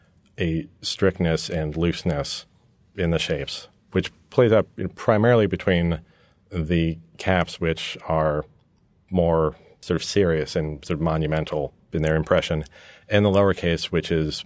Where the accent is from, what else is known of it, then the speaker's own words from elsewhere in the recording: New York, United States; also born or lived in England; between growing up in New York with an American father and a British mother and spending lots of time back in England, I grew up in this hybrid environment.